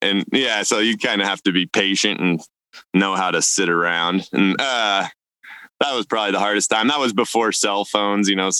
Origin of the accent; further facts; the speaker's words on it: Idaho, United States; also born or lived in Siberia; growing up in Idaho